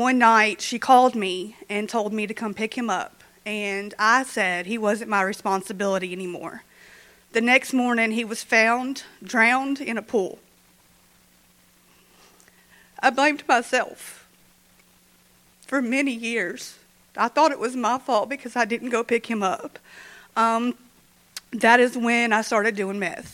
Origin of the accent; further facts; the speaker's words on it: Shreveport, Louisiana, United States; now in Minden, United States; I'm originally from Shreveport